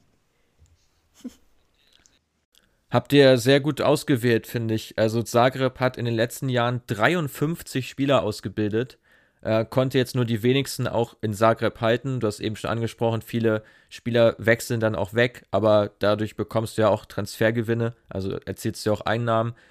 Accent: Germany; als Deutscher

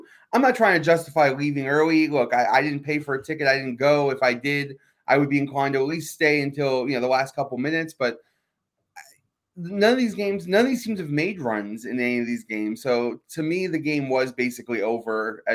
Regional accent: New York City, New York, United States; moved away; I'm originally from New York City

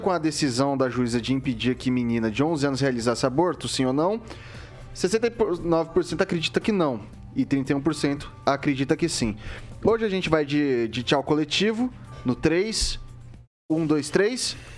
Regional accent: Jaboticabal, São Paulo, Brazil; now in Maringá, Brazil; eu sou do interior de São Paulo, eu sou de uma cidadezinha bem pequenininha na região de Ribeirão Preto que se chama Jaboticabal.

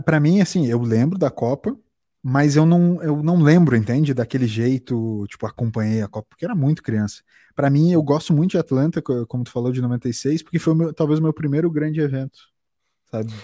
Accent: Brazil; como brasileiro

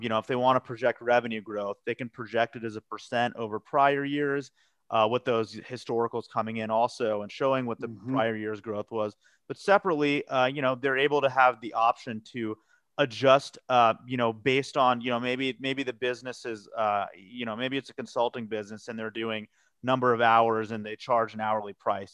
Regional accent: Colorado Springs, Colorado, United States; moved away as an adult; also born or lived in Philadelphia / New York; now in Denver, United States; I'm a Colorado native. I was actually born and raised in Colorado Springs. Uh, you know, lived there and grew up there till I was 18.

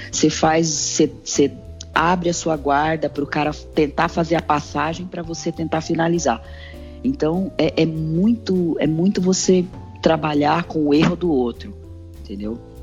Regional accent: São Paulo, Brazil; Eu cresci na zona sul de São Paulo

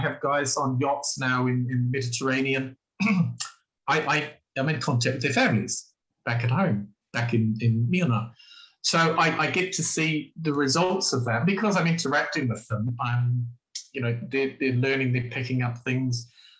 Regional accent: New Zealand; I'm from New Zealand. If you know anything about New Zealand, it's about rugby.

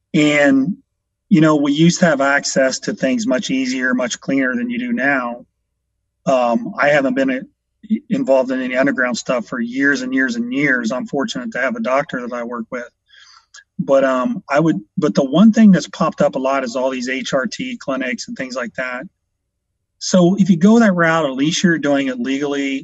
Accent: Washington Court House, Ohio, United States; also born or lived in Columbus, Ohio; From a little small town, uh, Washington Courthouse, about an hour south here in Columbus

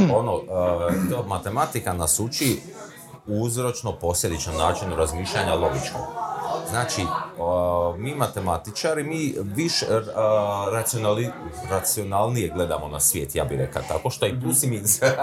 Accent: Split, Split-Dalmatia County, Croatia; moved away as an adult; now in Zagreb, Croatia; ja sam rođen u Splitu, ja sam dalmatinac, ali ovdje sam više od koliko, 25 godina.

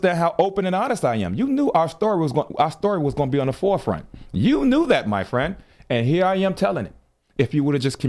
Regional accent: Chicago, Illinois, United States; You're talking to someone from Chicago. I am from Chicago

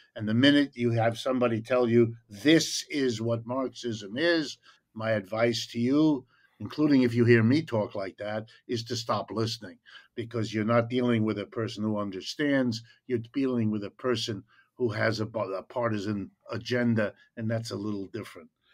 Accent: Ohio, United States; I was born in Ohio, in the middle of the country.

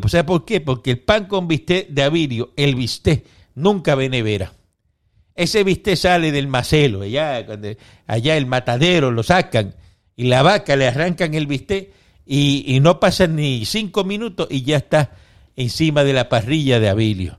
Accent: Cuba; now in Miami, United States; todos los cubanos somos trompistas, todos los cubanos. Los cubanos estamos con Trump

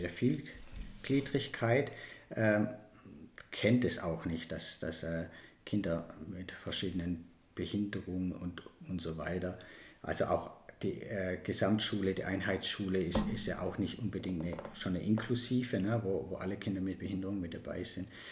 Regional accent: Baden-Württemberg, Germany; bei uns in Baden-Württemberg

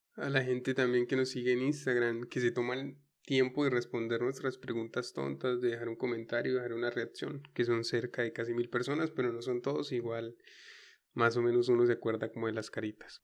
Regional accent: Caquetá, Colombia

